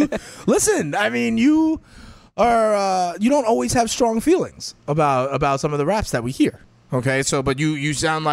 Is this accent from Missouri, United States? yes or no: no; New York, United States; I'm a boy from New York. Okay, don't get it twisted.